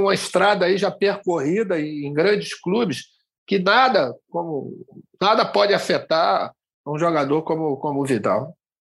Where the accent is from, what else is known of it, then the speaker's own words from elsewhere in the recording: João Pessoa, Paraíba, Brazil; moved away; eu estou fazendo com vocês aqui diretamente da minha terra, de João Pessoa